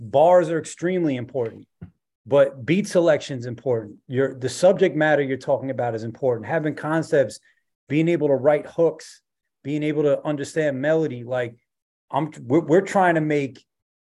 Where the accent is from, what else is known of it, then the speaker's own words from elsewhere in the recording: New York City, New York, United States; I'm from Rockaway Beach